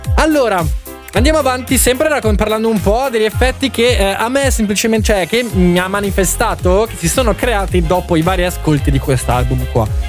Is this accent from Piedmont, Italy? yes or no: yes; area near Arona, Lake Maggiore, Piedmont, Italy; il liceo mio, Galileo Galilei, e il liceo di Arona, Enrico Fermi